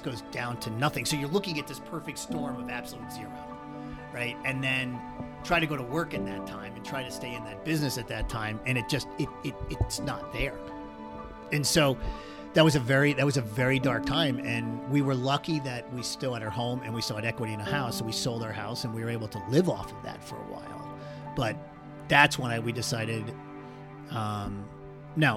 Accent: Connecticut, United States; now in Park City, United States; I grew up in Connecticut, but my whole family is from New Jersey

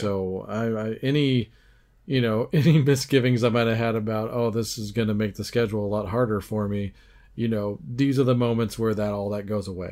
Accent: United States; us Yanks

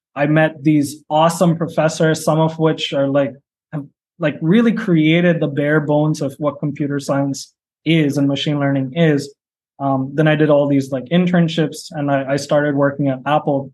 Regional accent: India; when I was growing up in India

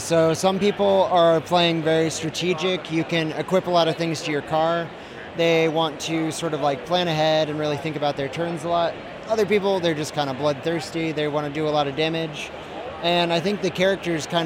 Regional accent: Seattle, Washington, United States; I am from Seattle, Washington.

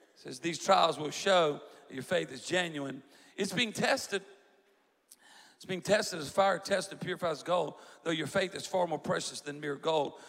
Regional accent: South Louisiana, United States; I'm from South Louisiana

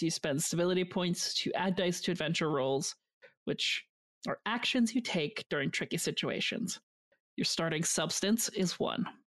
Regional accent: Canada; That's me being extremely Canadian about it.

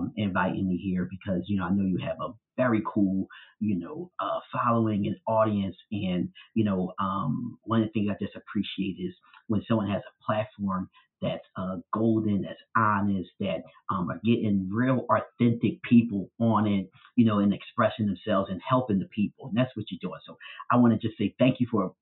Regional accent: Philadelphia, Pennsylvania, United States; growing up in North Philadelphia

